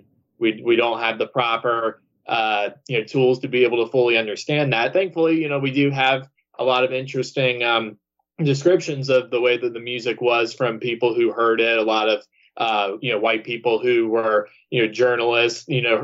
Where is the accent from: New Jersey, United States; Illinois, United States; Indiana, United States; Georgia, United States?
Georgia, United States; I'm from the South. I mean, I'm from Georgia